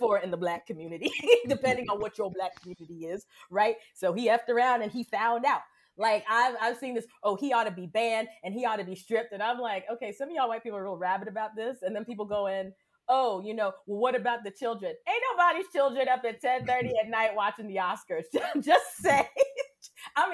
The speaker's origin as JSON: {"language": "English", "country": "Cameroon", "tie": "born or raised there", "said": "I grew up in Cameroon"}